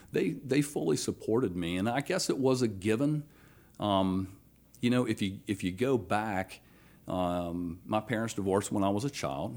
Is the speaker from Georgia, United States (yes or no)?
yes; Athens, Georgia, United States; moved away as an adult; also born or lived in Alabama; now in Baton Rouge, United States; born in Alabama, raised in Athens, Georgia